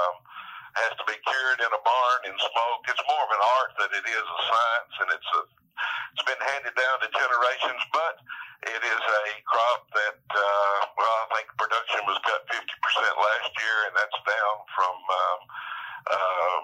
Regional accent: northwest Tennessee, United States; We grew up on a farm in northwest Tennessee, right where that line goes zigzag across the top of Tennessee and Kentucky

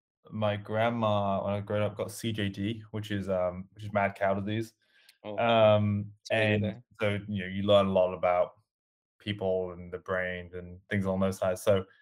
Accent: Birmingham, West Midlands, United Kingdom; now in United States; near Birmingham, middle of England, and moved out to the States about 10 years ago now, which is why my accent's all sorts of funny.

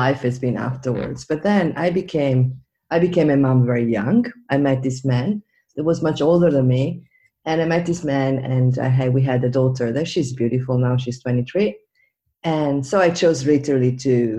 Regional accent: Venice, Veneto, Italy; I was born and raised in Venice

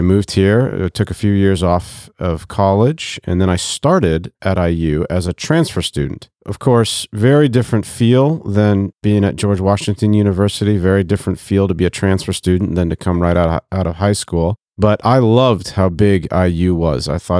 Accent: DR Congo; also born or lived in Côte d’Ivoire; now in Bloomington, United States; I grew up overseas. My parents are missionaries, so I grew up in West and Central Africa, mostly in the Democratic Republic of the Congo and in the Ivory Coast.

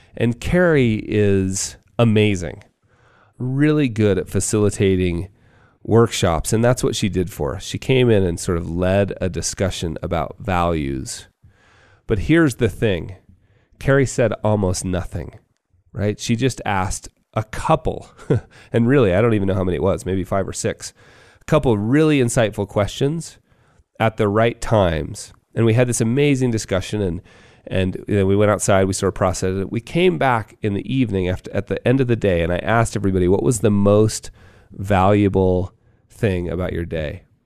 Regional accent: Park City, Utah, United States; here in my hometown of Park City

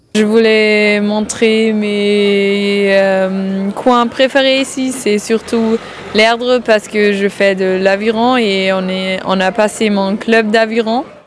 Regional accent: Saarbrücken, Saarland, Germany; French is a second language; moved away as an adult; now in Nantes, France; je viens de Sarrebruck, c'est la ville jumelée avec Nantes

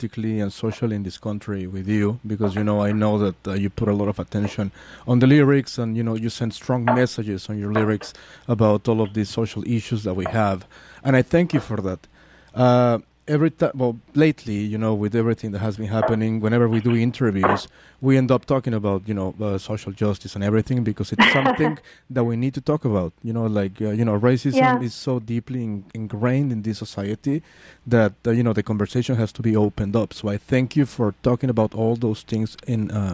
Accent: Mexico City, Mexico; now in San Francisco, United States; I'm from Mexico City. So, you know, my country was under fascism

